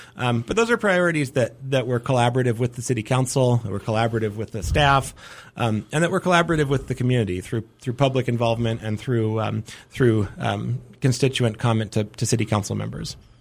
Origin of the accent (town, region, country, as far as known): Helena, Montana, United States; born or raised there; moved away as an adult; also born or lived in Dickinson, North Dakota; now in Missoula, United States